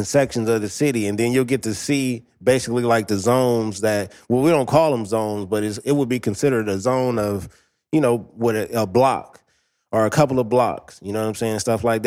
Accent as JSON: {"language": "English", "town": "Los Angeles", "region": "California", "country": "United States", "said": "I'm basically from Watts"}